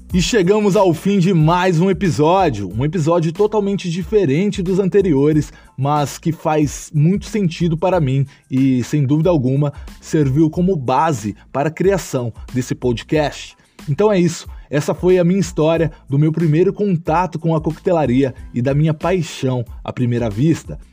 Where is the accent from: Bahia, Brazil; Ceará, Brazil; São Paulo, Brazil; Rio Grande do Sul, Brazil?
São Paulo, Brazil; Ourinhos; sou natural da cidade de Ourinhos, interior de São Paulo